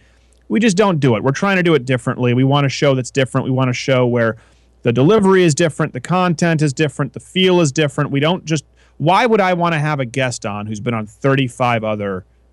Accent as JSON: {"language": "English", "region": "Michigan", "country": "United States", "said": "since I'm from Michigan, it would make sense to have a guy doing a Michigan show on Detroit"}